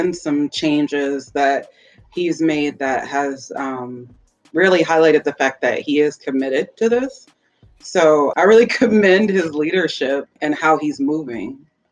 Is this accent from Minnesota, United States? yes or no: yes; Minnesota, United States; I am actually from Minnesota